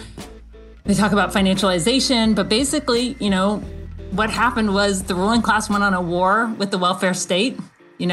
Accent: Athens, Georgia, United States; Growing up in Athens, you know, my parents were like always, you know, on the brink

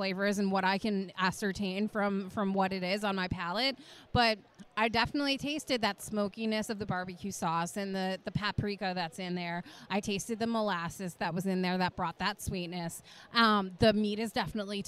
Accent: New England, United States; I'm from New England, so I always say aunt

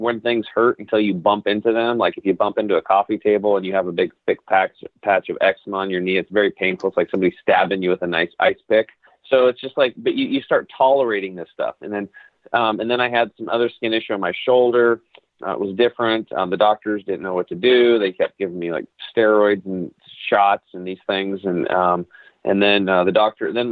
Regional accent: La Grande, Oregon, United States; I grew up over in Eastern Oregon in a town called LeGrand

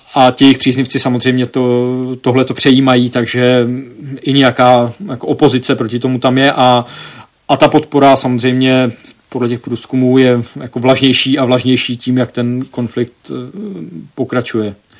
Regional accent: Czechia; moved away as an adult; also born or lived in United States; že jsem jako z Česka

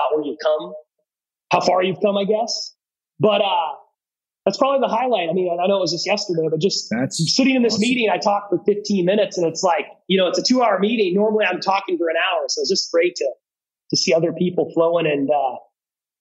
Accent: Eugene, Oregon, United States; now in Seattle, United States; I grew up in Eugene, Oregon

